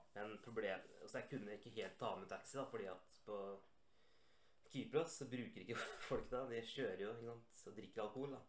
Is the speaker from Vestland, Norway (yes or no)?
no; Rjukan, Vestfold og Telemark, Norway; moved away; also born or lived in Cyprus